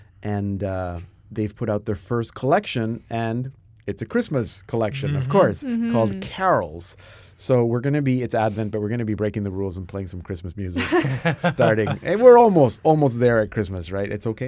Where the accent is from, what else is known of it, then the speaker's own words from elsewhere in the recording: Bethlehem, West Bank, Palestine; born there; Yeah, I was born in Bethlehem.